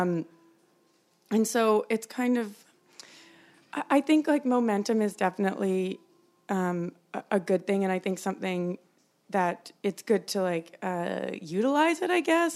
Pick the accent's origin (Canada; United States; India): Canada; Calgary, Alberta; I grew up in Calgary